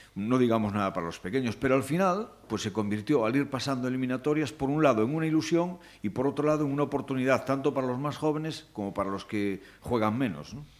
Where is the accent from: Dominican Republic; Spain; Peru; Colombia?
Spain; Cuntis, Galicia; de mi pueblo, de Cuntis